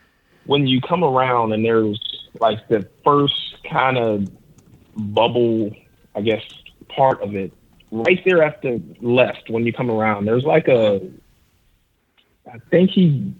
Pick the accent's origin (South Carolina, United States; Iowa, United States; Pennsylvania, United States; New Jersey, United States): Pennsylvania, United States; Pittsburgh; moved away; My dad and his family, they're in Pittsburgh, where we grew up